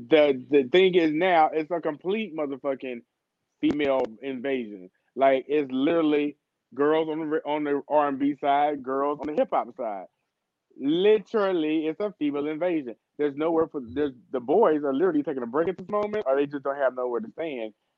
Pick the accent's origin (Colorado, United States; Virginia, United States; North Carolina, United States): North Carolina, United States; I'm from North Carolina